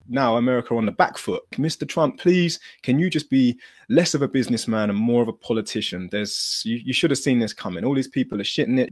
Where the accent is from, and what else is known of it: United Kingdom